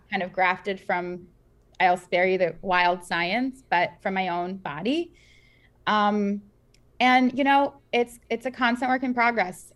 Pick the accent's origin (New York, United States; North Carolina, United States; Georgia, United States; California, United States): New York, United States; New York City; also born or lived in former Soviet Union; We grew up in, I grew up in Queens